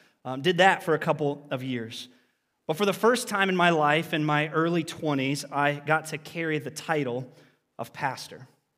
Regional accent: Lancaster, Ohio, United States; I had the opportunity to serve at the church that I grew up in down in Lancaster, Ohio, with people.

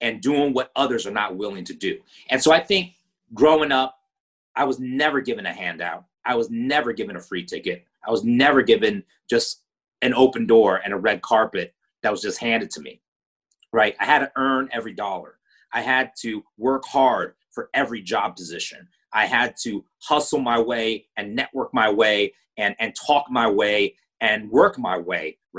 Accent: United States; growing up in America as a Chinese American, my parents were from Hong Kong

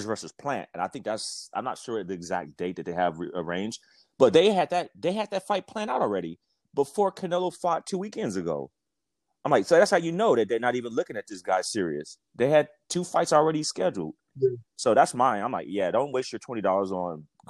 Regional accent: Las Vegas, Nevada, United States; moved away; I'm from Las Vegas, born and raised.

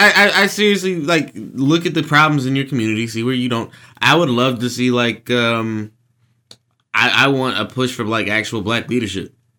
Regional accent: Jacksonville, Texas, United States; moved away as an adult; now in Washington, D.C., United States; I've lived here for a third of my life now

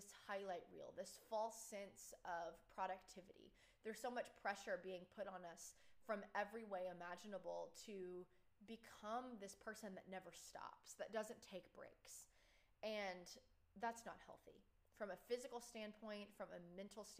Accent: Texas, United States; moved away as an adult; also born or lived in Oklahoma; I'm from Texas

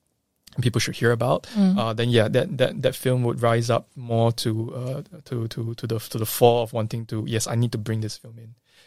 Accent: Singapore; You know, I mentioned sometime earlier that I'm Singaporean Chinese.

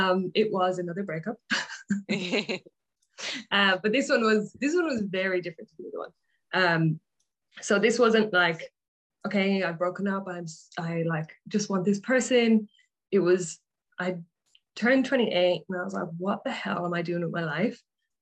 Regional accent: Ireland; moved away as an adult; now in Australia; So I grew up in Ireland. I moved to Australia nearly 11 years ago. So that's why my accent is probably a bit weird.

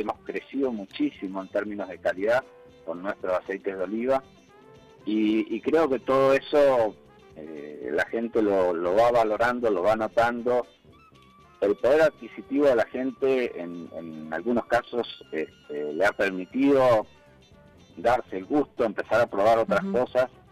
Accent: Argentina; como argentino

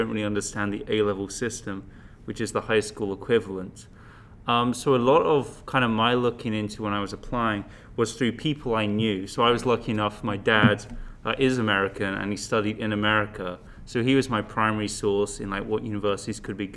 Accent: England, United Kingdom; moved away as an adult; now in Los Angeles, United States; I'm from England

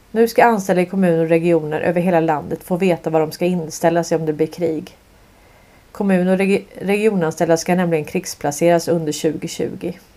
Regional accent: Sweden; vi kommer från Sverige

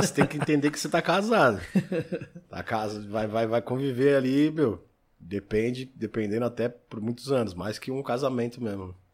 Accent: São Paulo, Brazil; Eu sou da Zona Sul. Zona Sul? Vida inteira ali, criado na, na no, no Ipiranga ali.

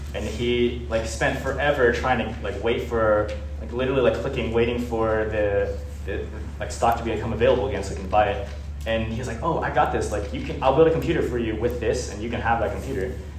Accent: United States; we were born in America

